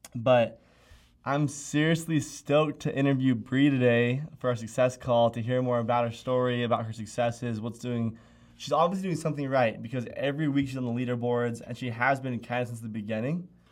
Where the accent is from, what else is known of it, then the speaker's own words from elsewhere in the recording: Utah, United States; Being from Utah